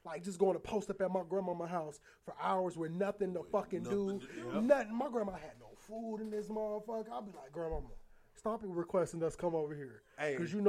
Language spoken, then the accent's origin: English; Aurora, Illinois, United States; I grew up in Aurora, Illinois. I grew up in Aurora, so it's Aurora is like 50-60% Mexican, like over the years.